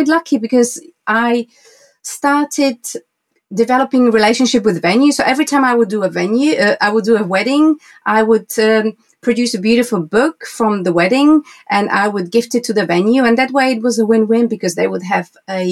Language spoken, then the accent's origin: English; Slovakia; moved away as an adult; now in Windsor, United Kingdom; I was born in Slovakia, former Czechoslovakia, mm-hmm. and now I live in the UK. I live in Windsor, and my studio is in Bray